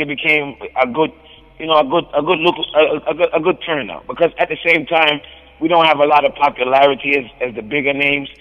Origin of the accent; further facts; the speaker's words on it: New Jersey, United States; me being from New Jersey